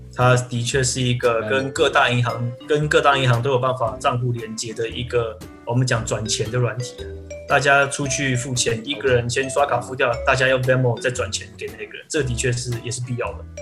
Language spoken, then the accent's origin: Chinese; Taiwan; moved away as an adult; also born or lived in United States; 我们在台湾